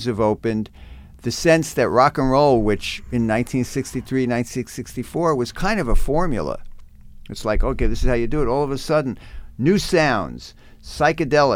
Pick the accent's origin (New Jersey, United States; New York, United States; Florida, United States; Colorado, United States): New Jersey, United States; I'm a kid growing up in New Jersey.